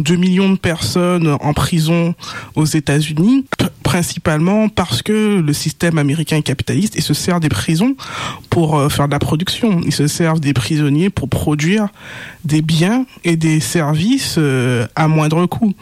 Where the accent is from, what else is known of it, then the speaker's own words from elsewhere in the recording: Guadeloupe; mon île de naissance